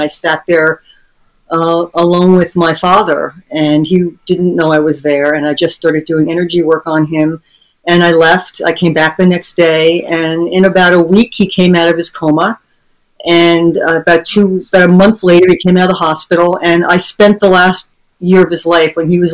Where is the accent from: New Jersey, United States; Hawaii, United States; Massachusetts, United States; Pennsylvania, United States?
New Jersey, United States; moved away; also born or lived in New York; I was born in New Jersey, but I lived in New York